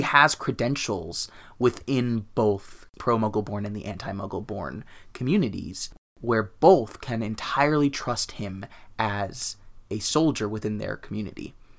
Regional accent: Los Angeles, California, United States; growing up in Los Angeles, which is a Spanish-speaking city

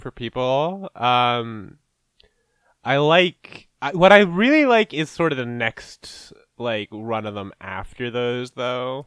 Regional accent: Canada; as a Canadian, which is, like, our country is just, like, almost qu-, just as fucked up

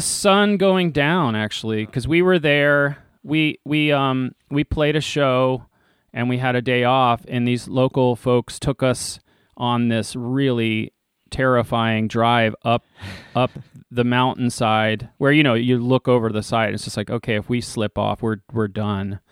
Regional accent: Leesburg, Virginia, United States; I grew up out in Leesburg, Virginia

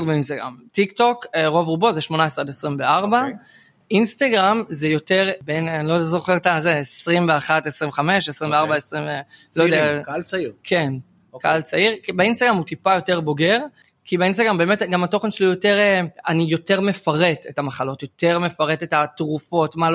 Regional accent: Or Yehuda, Central District, Israel; באור יהודה, שבט

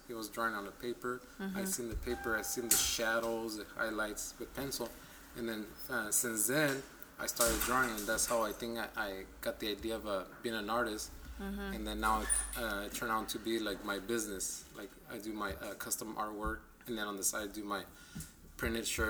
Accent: Guadalajara, Jalisco, Mexico; moved away; And I was born in Guadalajara, Mexico, so I was born

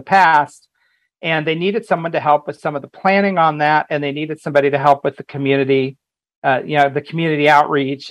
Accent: Indiana, United States; moved away as an adult; also born or lived in California; I grew up in Indiana

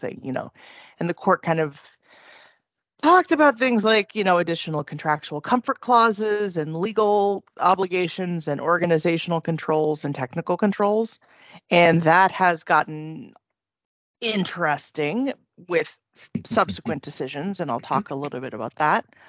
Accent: California, United States; moved away as an adult; now in Ireland; i was born and raised in california

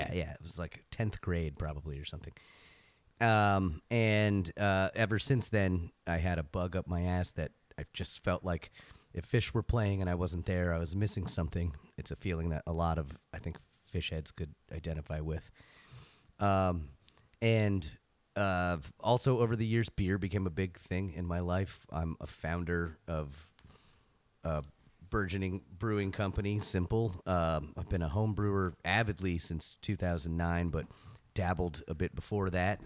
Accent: Gainesville, Florida, United States; I grew up in Gainesville, Florida

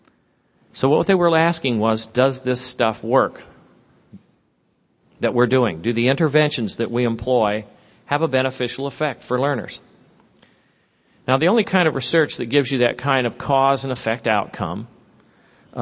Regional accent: Sunnyvale, California, United States; moved away; also born or lived in Santa Clara / Cupertino; I grew up in California. I was telling Liz over breakfast that I went to school in Sunnyvale and Santa Clara.

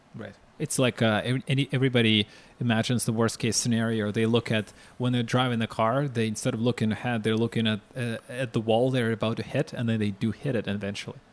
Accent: Ukraine; I'm from Ukraine

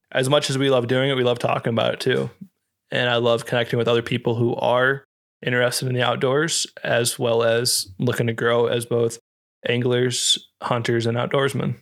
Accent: Iowa, United States; moved away; where we grew up in Iowa

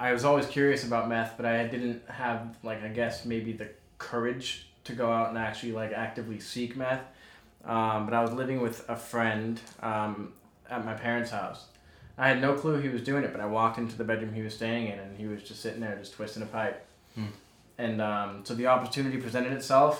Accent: Boston, Massachusetts, United States; moved away; I'm originally from Boston.

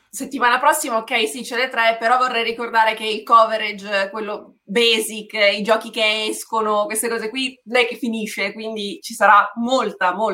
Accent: Bergamo, Lombardy, Italy; Sono di Bergamo

